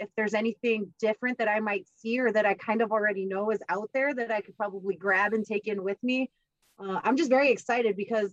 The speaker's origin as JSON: {"language": "English", "region": "South Texas", "country": "United States", "moved": "yes", "lives_now": "Florida, United States", "said": "I'm from South Texas"}